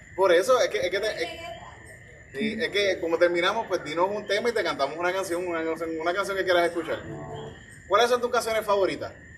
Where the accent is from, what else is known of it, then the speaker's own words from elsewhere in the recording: Yauco, Puerto Rico; yo soy de Yauco, de allá, de de, viejo, de 43 años